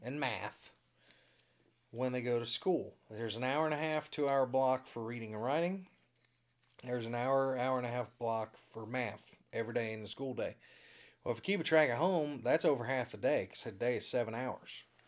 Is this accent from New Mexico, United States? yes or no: no; Indiana, United States; also born or lived in Azusa, California; I'm from Indiana.